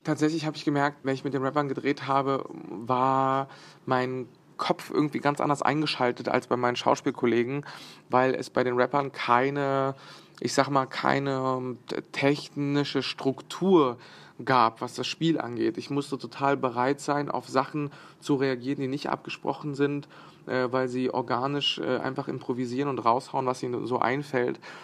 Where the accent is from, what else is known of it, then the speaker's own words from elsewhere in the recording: Bosnia & Herzegovina; moved away; Ich bin in Bosnien geboren